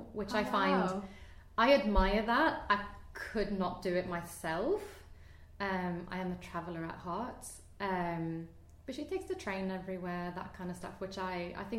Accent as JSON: {"language": "English", "country": "Sweden", "tie": "born or raised there", "also_born_or_lived": "Oslo, Norway", "moved": "as an adult", "lives_now": "London, United Kingdom", "said": "I moved away from home when I was 18, so I haven't actually been an adult in Sweden"}